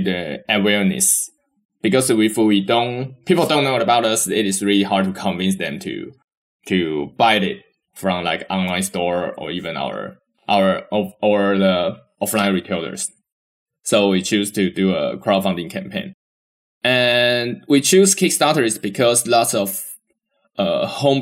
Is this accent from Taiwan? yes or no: yes; Taiwan; we are come from Taiwan